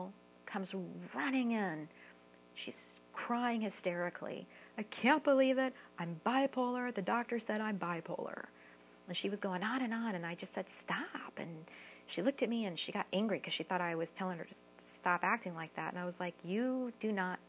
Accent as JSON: {"language": "English", "town": "San Antonio", "region": "Texas", "country": "United States", "also_born_or_lived": "Austin, Texas / Bay Area, California", "moved": "as an adult", "said": "I'm from San Antonio and Austin, so it was my work both in San Antonio and Austin"}